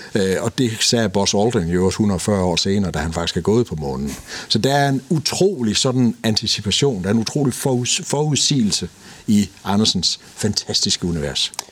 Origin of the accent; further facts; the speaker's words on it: Denmark; vi er danskere